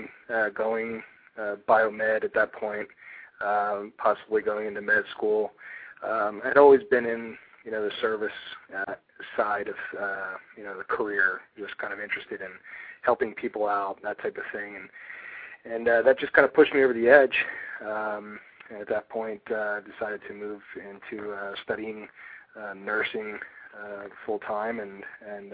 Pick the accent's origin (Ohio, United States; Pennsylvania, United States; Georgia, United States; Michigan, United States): Pennsylvania, United States; Philadelphia; also born or lived in Douglasville, Pennsylvania; I was born and raised in Philadelphia.